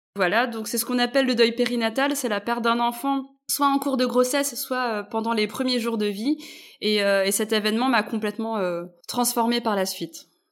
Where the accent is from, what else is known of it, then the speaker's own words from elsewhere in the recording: Brittany, France; mes parents sont d'origine malgache, moi je suis née en Bretagne